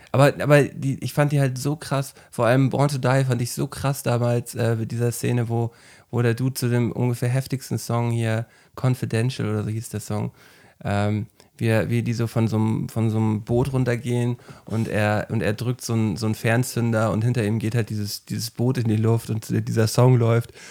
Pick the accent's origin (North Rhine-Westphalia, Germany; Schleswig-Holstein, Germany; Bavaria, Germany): Schleswig-Holstein, Germany; Flensburg; bei uns in Flensburg im Kino, da war ich auch 18 oder so